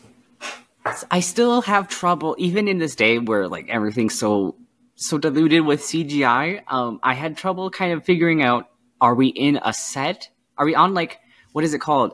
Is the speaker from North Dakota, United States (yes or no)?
yes; Fargo, North Dakota, United States; moved away; I grew up in Fargo. When I was living in Fargo as a kid